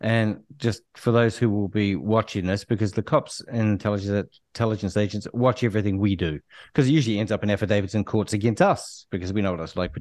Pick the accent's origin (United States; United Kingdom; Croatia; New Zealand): New Zealand; Auckland; I'm born and raised in South Auckland